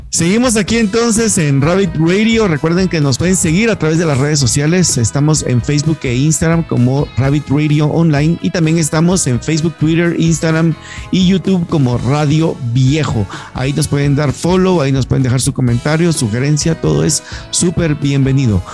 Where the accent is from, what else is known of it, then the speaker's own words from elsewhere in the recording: Guatemala; hay muchos que nos quedamos acá en Guate